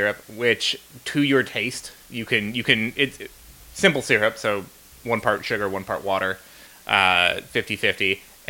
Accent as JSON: {"language": "English", "town": "Chicago", "region": "Illinois", "country": "United States", "moved": "yes", "lives_now": "Baltimore, United States", "said": "I'm from Chicago"}